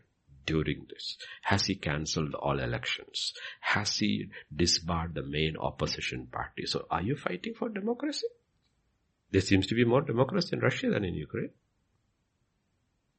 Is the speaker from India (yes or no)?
yes; India; I am an Indian